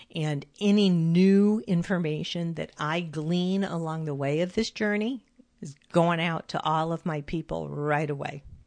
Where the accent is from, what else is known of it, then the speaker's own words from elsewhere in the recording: California, United States; moved away as an adult; When I lived in California, which I still consider my home, I was raised in California.